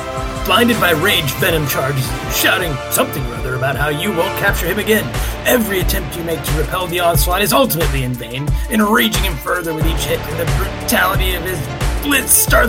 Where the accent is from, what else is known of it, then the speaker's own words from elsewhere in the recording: Minnesota, United States; Growing up as a Minnesotan